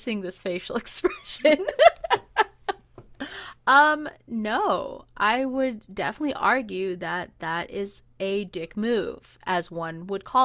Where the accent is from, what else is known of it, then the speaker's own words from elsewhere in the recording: Hawaii, United States; I'm Hawaiian